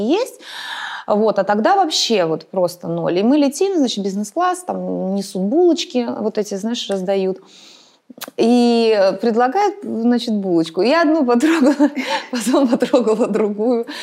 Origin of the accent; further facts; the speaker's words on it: Moscow, Russia; я вообще москвичка в четвертом поколении